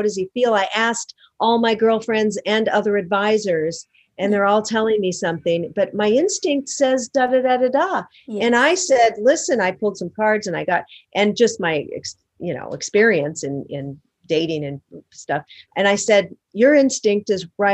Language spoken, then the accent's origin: English; Seattle, Washington, United States; now in Los Angeles, United States; Seattle, my hometown. I live in Los Angeles